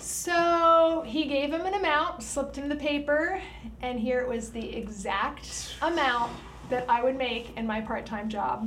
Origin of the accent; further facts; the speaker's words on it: Lancaster County, Pennsylvania, United States; I grew up in Lancaster County